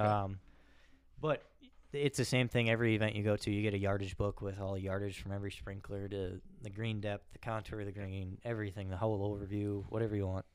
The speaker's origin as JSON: {"language": "English", "town": "Raymond", "country": "United States", "tie": "born or raised there", "also_born_or_lived": "Claire City", "said": "I'm from Raymond, a small town"}